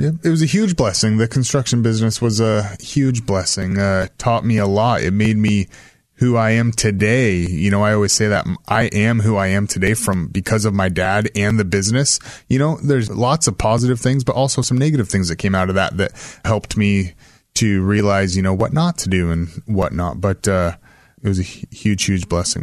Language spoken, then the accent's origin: English; Salem, Oregon, United States; I grew up in West Salem